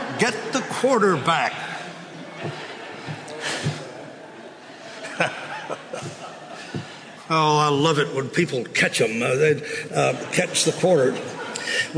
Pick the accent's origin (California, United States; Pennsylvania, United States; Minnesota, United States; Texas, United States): Texas, United States; Waco; I grew up in Waco